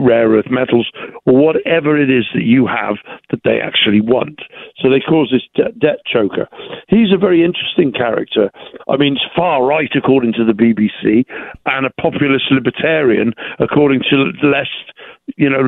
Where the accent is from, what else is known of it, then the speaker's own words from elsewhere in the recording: England, United Kingdom; now in United States; as an English gentleman